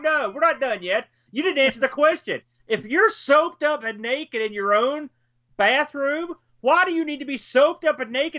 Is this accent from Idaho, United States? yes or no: no; New Jersey, United States; I'm from the Jersey Shore, Boat.